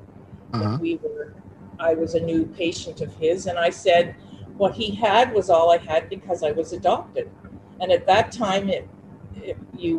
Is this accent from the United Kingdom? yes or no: no; Cornwall, Ontario, Canada; now in South Mountain, Canada; I was born in Cornwall, Ontario, on the 26th of July, 1952.